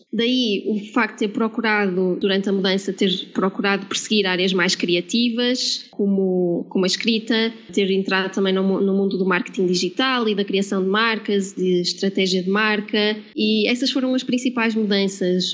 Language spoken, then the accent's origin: Portuguese; Porto, Norte, Portugal; moved away as an adult; now in Lisbon, Portugal; sou do Porto uh, como podem notar, se calhar pelo sotaque, mas vivo em Lisboa já há 5 anos